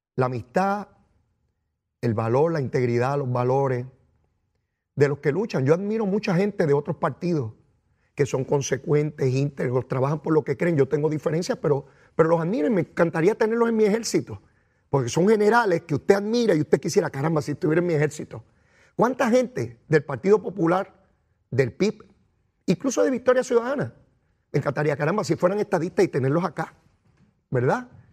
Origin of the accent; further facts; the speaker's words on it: San Juan, Puerto Rico; Eso yo lo aprendí en Capetillo, en Río Piedra, de donde yo vengo